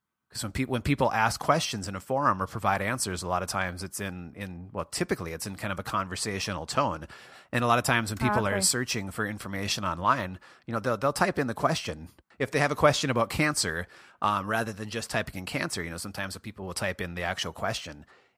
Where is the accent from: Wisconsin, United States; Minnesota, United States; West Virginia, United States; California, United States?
Minnesota, United States; I grew up in Western Minnesota, and it was quite a drive there.